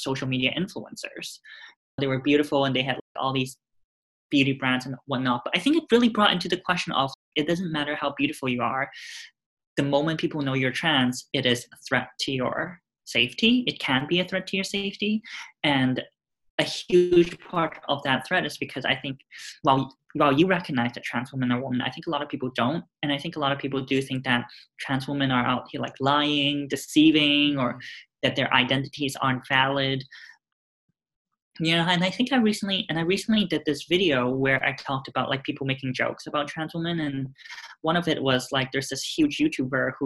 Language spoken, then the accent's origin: English; Hong Kong; moved away as an adult; now in United States; Growing up in Hong Kong, it felt like I lived also relatively sheltered in a way